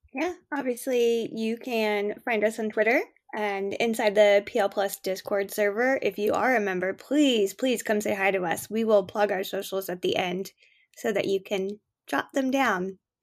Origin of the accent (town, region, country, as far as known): Canada